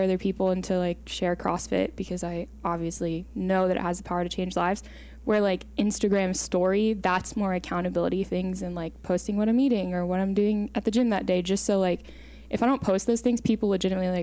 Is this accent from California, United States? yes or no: no; Napoleon, Ohio, United States; also born or lived in Toledo, Ohio; I lived in a town called Napoleon. It's like 8,000 people, literally cornfields everywhere. It was a good place to grow up, but I was born in Toledo.